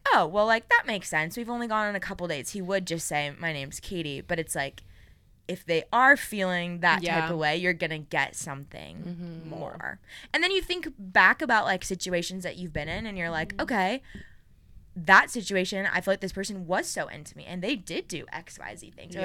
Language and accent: English; Orange County, California, United States; I'm from Orange County. Wild Rivers is a really big water park there, and so I had season passes